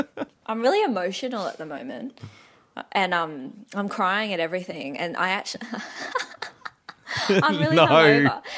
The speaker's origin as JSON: {"language": "English", "country": "Australia", "said": "I'm Aussie, mate."}